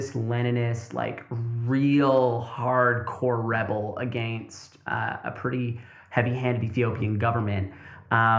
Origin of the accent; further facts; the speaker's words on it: Tri-Cities, British Columbia, Canada; also born or lived in Burnaby; I was born in Burnaby. I was raised in the Tri-Cities.